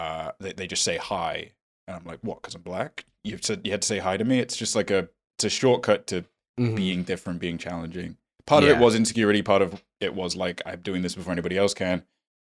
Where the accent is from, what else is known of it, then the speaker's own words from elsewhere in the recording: United States; it was even more insincere and artificial because I grew up in America.